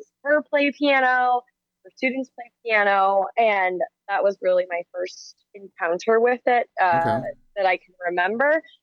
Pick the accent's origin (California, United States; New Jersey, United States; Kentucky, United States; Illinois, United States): Illinois, United States; Chicago suburbs; I'm a musician from the Chicago suburbs, currently a musician in downtown Chicago